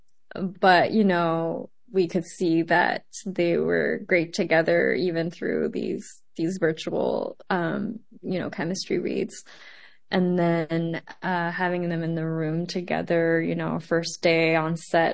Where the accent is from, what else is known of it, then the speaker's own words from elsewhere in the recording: Montreal, Quebec, Canada; also born or lived in Taiwan; I am an immigrant. I was born in Taiwan and moved to Montreal very young